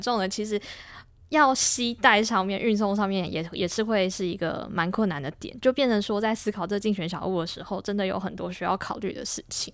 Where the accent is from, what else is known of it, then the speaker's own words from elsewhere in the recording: Taiwan; 对很多台湾人来说也是，过去可能因为我们从小生活在这个环境